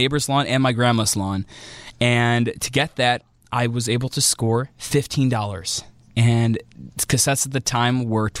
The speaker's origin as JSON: {"language": "English", "region": "northern suburbs of Illinois", "country": "United States", "tie": "born or raised there", "said": "I remember being a young lad who lived in the northern suburbs of Illinois"}